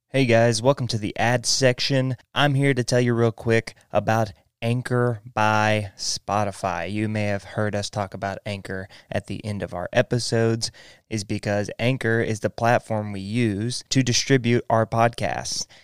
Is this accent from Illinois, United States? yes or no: no; Texas, United States; growing up in Texas